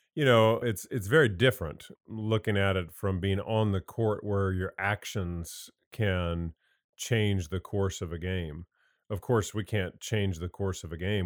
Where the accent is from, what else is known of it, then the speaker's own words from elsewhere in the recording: Indiana, United States; moved away as an adult; also born or lived in North Carolina; I grew up in Indiana, came down here, played for Coach Smith.